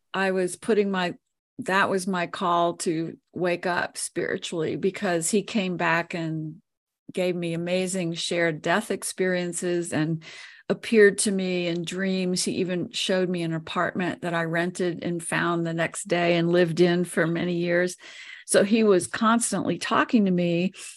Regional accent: New Orleans, Louisiana, United States; now in Colorado, United States; I was born and raised there

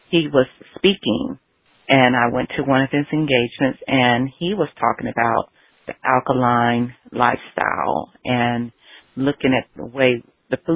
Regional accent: the South, United States; moved away; also born or lived in Los Angeles; growing up in the South as a Southerner.

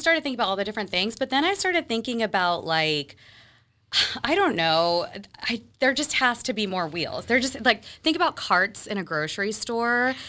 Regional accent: Texas, United States; moved away as an adult; also born or lived in Mississippi; now in Boston, United States; I moved to Texas when I was, I think, five or six, and I grew up there

